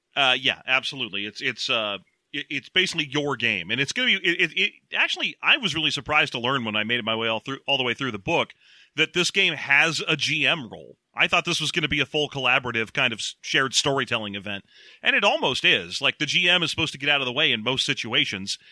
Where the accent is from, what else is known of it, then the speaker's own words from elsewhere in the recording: California, United States; we are Californian